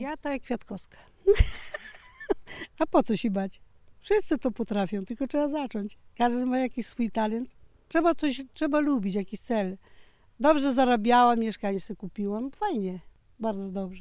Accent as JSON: {"language": "Polish", "area": "Biała", "region": "Lower Silesian Voivodeship", "country": "Poland", "tie": "born or raised there", "also_born_or_lived": "Bieszczady (family origin)", "moved": "yes", "lives_now": "Konradówka, Poland", "said": "ja tam w Białej się urodziłam"}